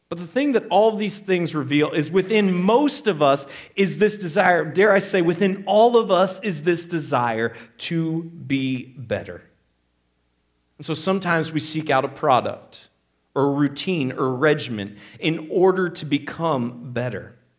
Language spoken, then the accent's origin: English; Northeast Ohio, United States; I grew up in Northeast Ohio